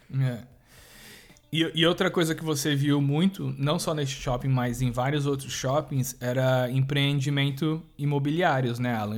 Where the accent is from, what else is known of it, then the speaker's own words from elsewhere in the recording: Brazil; a gente é brasileiro